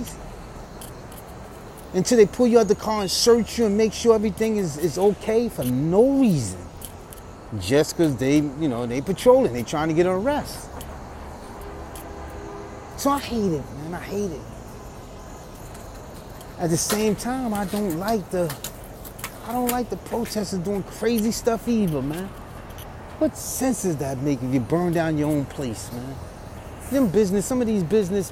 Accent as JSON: {"language": "English", "town": "New York City", "region": "New York", "country": "United States", "tie": "born or raised there", "said": "I'm walking my hometown of New York City"}